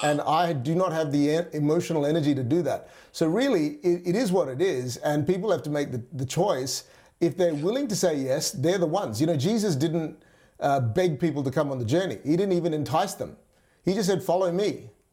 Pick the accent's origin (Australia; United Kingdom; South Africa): Australia; Perth, Western Australia; also born or lived in Singapore / Malaysia; at the age of nine, our family moved to Perth, Western Australia. It's the west coast of Australia, and that really where I grew up